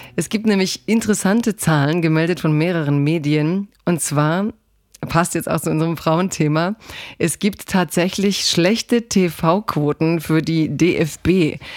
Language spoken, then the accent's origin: German; Croatia; Kroatin bin ich voll